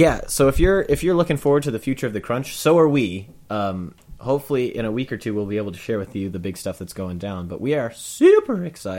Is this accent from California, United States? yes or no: no; Olathe, Kansas, United States; my hometown of Olathe, Kansas